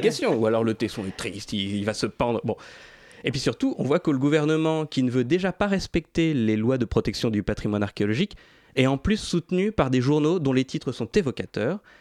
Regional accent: Paris, Île-de-France, France; je suis né et j'ai grandi à Paris

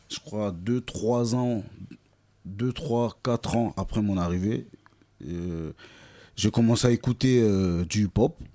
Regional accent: France; also born or lived in Kinshasa, DR Congo; Donc, je suis né à Kinshasa. Je suis arrivé en France très jeune, dans les années 90

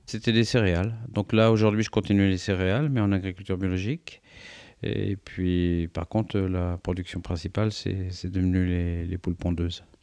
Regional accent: the Orléans region, Centre-Val de Loire, France; chez nous, enfin dans la région orléanaise

